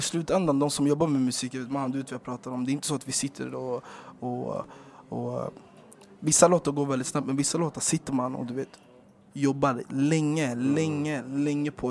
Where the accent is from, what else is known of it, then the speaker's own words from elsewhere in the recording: Stockholm, Stockholm County, Sweden; I Rågsved där vi växte upp